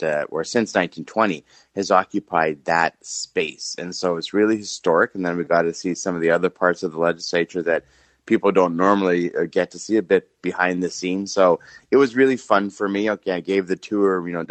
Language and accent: English; Steinbach, Manitoba, Canada; growing up in Steinbach